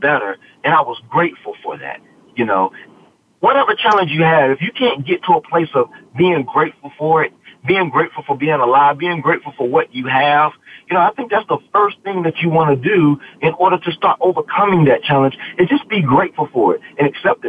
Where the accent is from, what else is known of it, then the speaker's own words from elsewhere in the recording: the South, United States; I was from the South and Southern Baptist flavor